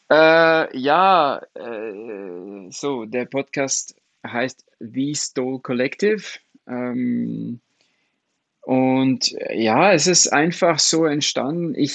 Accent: France; German is a second language; Also remember, ich bin Franzose und Comics sind sehr groß in Frankreich.

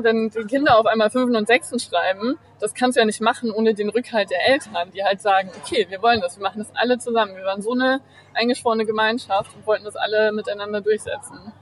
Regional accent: Bremen, Germany; moved away as an adult; also born or lived in Achim / Uppsala / New York / London; in Bremen aufgewachsen und habe hier ähm, mein Abi gemacht

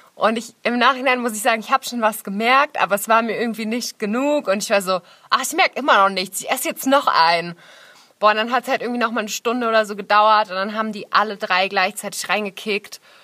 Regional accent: Nuremberg, Bavaria, Germany; moved away as an adult; Nürnberg ist ja auch meine Heimatstadt. Ich habe da 19 Jahre gelebt

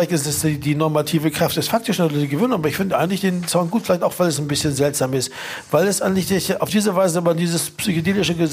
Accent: Berlin, Germany; kennen wir als Berliner auch

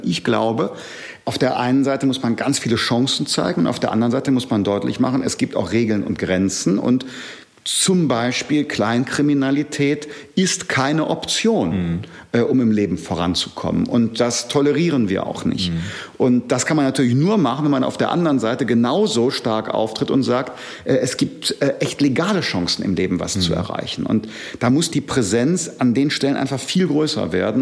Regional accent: Germany; Ich komme nicht aus Sachsen, sondern aus dem Rheinland

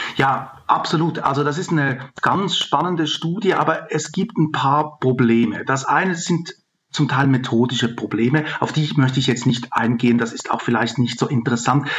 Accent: Switzerland; now in Germany; Ich bin in der Schweiz aufgewachsen

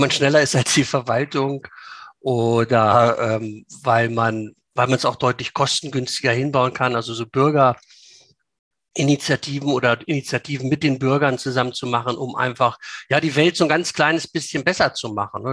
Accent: Langenhagen, Lower Saxony, Germany; bei uns in Schulenburg

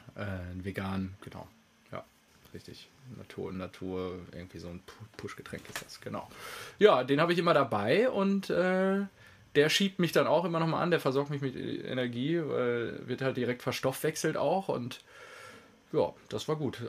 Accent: North Rhine-Westphalia, Germany; also born or lived in Lünen area (near his small home village); now in Stuttgart, Germany; meiner Heimat, meiner schönen westfälischen äh, die da sehr flach ist

